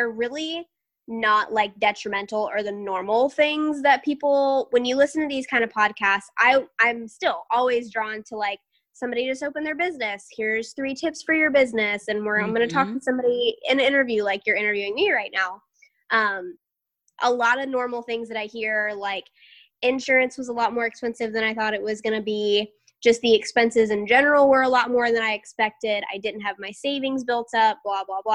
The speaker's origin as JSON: {"language": "English", "town": "Tampa", "region": "Florida", "country": "United States", "said": "I'm from Tampa, but I have, you know, deep Southern roots"}